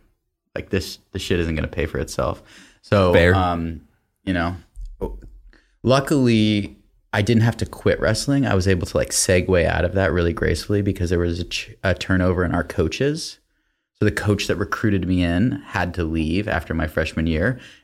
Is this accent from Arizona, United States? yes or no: no; Atlanta, Georgia, United States; also born or lived in Massachusetts; I grew up, I'd say, in three phases. Born in Massachusetts. That's where my dad's side of the family lived. Up until elementary school, where I went to school in Atlanta, Georgia.